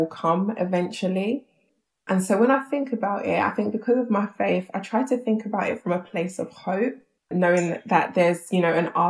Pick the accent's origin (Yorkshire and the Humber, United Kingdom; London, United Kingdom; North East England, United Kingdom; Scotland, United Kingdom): London, United Kingdom; We grew up in South London.